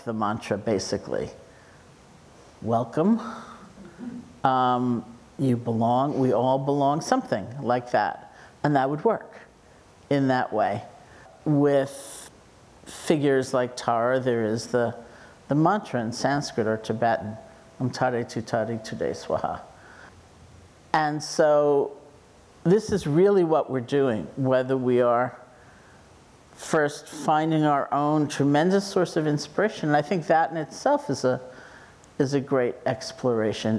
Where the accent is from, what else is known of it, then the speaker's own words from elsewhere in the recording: New York City, New York, United States; I grew up in New York City